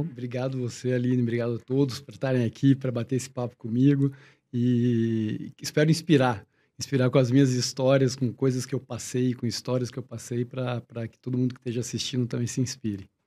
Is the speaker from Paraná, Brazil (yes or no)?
yes; Curitiba, Paraná, Brazil; eu nasci em Curitiba, então Curitiba tinha uma escola pública legal, tudo, eu sempre fiz escola pública